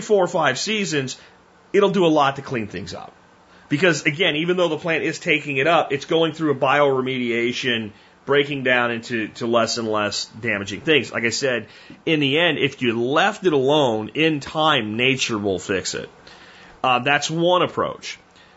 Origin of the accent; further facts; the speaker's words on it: Pennsylvania, United States; growing up in Pennsylvania, running the woods all the time as a teenager